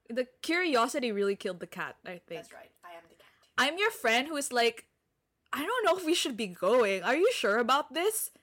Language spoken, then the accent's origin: English; Philippines; I'm from the Philippines